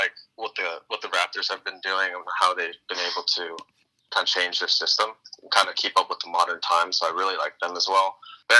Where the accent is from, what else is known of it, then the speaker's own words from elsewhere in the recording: Montgomery County, Maryland, United States; also born or lived in South Korea / Prince George's County, Maryland; So I moved from South Korea when I was 2, then moved from PG County to Montgomery County when I was 7, and I've lived in Montgomery County ever since.